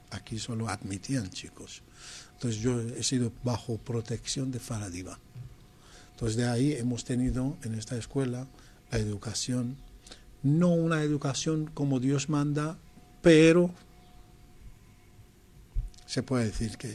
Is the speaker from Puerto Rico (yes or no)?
no; Tehran, Tehran Province, Iran; born or raised there; Spanish is a second language; moved away as an adult; also born or lived in Pakistan